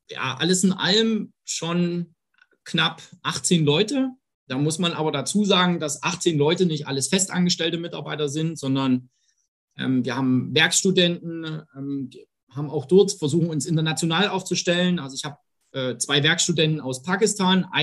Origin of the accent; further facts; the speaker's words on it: Saxony, Germany; Ähm, am Ende, klar, ich stamme aus dem, aus dem Herzen Sachsens, ähm, habe dort 2008 mein, mein Studium an der TU Dresden angefangen